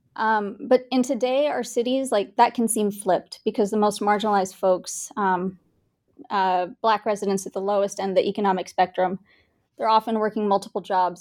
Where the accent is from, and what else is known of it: Bangalore, Karnataka, India; born or raised there; also born or lived in Kansas; now in Kansas City, United States